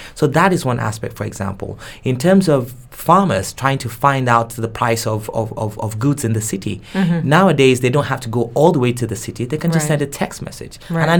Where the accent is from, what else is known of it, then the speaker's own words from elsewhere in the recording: Nigeria; first language Yoruba; English is a second language; so my normal language of communication is in English, even though I have my mother tongue, which is Yoruba.